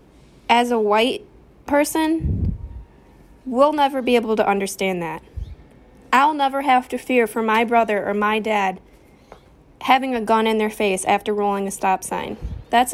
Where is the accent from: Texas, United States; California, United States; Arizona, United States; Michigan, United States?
Michigan, United States; Riverview; moved away; my hometown of Riverview. It's a small city outside of Detroit